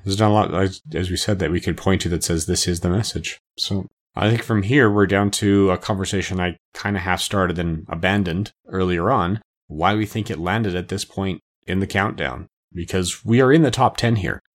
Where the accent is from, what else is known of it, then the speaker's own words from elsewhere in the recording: Canada; as a Canadian, but born in the seventies